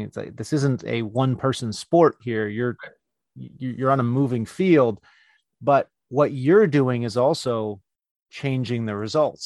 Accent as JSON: {"language": "English", "region": "California", "country": "United States", "tie": "born or raised there", "said": "in my hometown, uh, and that's California"}